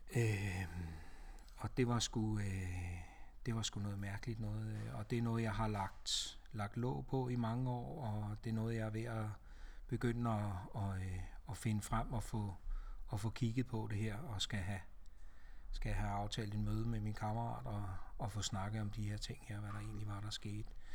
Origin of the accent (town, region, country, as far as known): Ringsted, Zealand, Denmark; born or raised there; also born or lived in Næstved / Glumsø